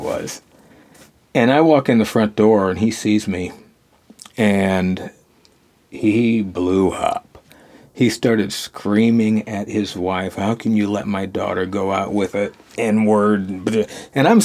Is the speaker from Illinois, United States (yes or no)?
yes; Mendota, Illinois, United States; Northern Illinois, a little tiny farm town called Mendota, surrounded by corn and Caucasians.